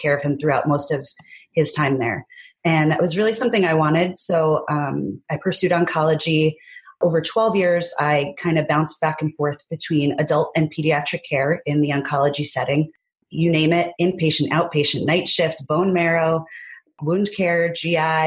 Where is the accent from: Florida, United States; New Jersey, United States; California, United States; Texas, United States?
New Jersey, United States; I was born and raised in New Jersey